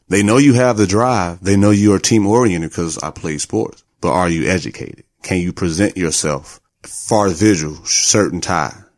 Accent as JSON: {"language": "English", "town": "Gary", "region": "Indiana", "country": "United States", "tie": "born or raised there", "also_born_or_lived": "Corpus Christi, Texas", "moved": "as an adult", "lives_now": "Houston, United States", "said": "Born and raised in Gary, Indiana, where it's, uh, below zero right now"}